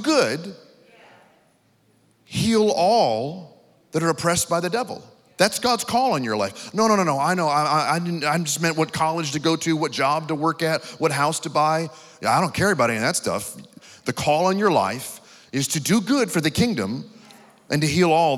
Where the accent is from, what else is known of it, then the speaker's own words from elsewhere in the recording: New York, United States; now in Texas, United States; I pastor in Texas, but I'm actually from New York